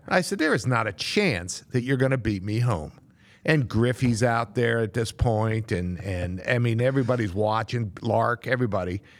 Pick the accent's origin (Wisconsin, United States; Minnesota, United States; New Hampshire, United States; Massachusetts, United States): Massachusetts, United States; moved away; I was a Red Sox fan for a long time growing up in Massachusetts